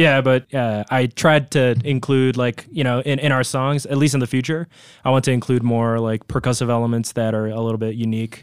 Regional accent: Tokyo, Japan; moved away as an adult; now in Colorado, United States; I'm originally from Tokyo, Japan, but, uh, really close to my house, actually, there was a capoeira, like, dojo

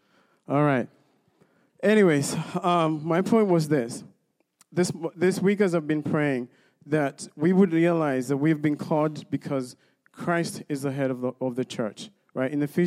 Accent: Kenya; moved away; I grew up in Kenya

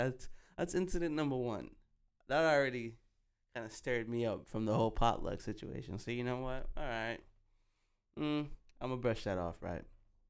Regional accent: Jamaica; I don't know, man, because we're Jamaican, so, you know, we come different when it comes to food.

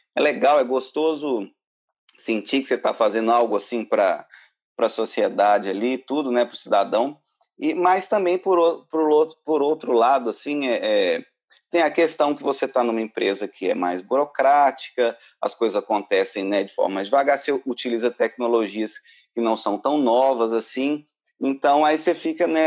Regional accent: Belo Horizonte, Minas Gerais, Brazil; moved away as an adult; now in Ireland; eu sou de Minas, BH, e estou aqui na Irlanda há pouco mais de dois anos agora.

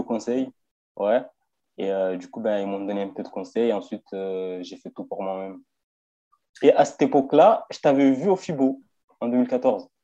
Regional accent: Marseille, Provence-Alpes-Côte d'Azur, France; now in Vesoul, France; je viens de Marseille. En ce moment, je suis sur Vesoul, mais euh, je viens de Marseille

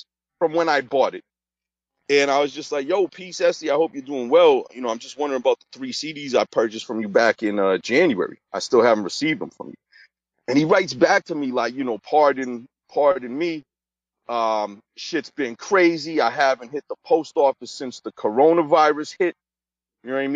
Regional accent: Massachusetts, United States; my home state of Massachusetts

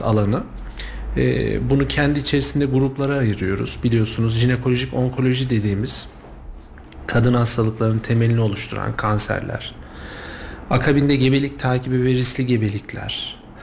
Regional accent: Kayseri, Kayseri Province, Turkey; also born or lived in Sivas; now in Kayseri, Turkey; aslen Kayseriyeliyim ama, e, yirmi yıla yakındır, e, Sivas'ta da görev yaptım.

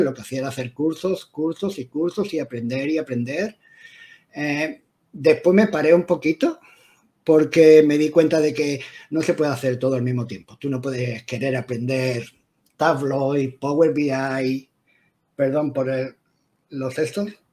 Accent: Spain; moved away as an adult; now in London, United Kingdom; español de nacimiento, pero vivo en el Reino Unido, en Londres, en un pueblecito a las afueras de Londres, por 23 años, 24 años

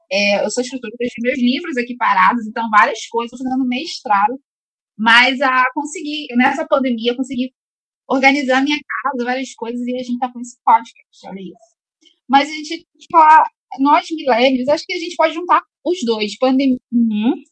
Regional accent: Rio de Janeiro, Brazil; eu sou carioca, eu moro no Rio

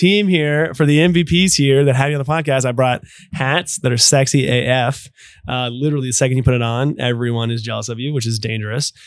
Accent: Louisville, Kentucky, United States; I grew up in Louisville

